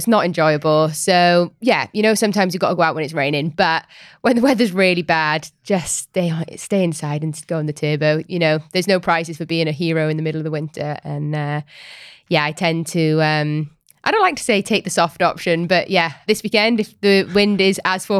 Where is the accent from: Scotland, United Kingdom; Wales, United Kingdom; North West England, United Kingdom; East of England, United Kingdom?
Wales, United Kingdom; Rugby. We're Welsh, remember?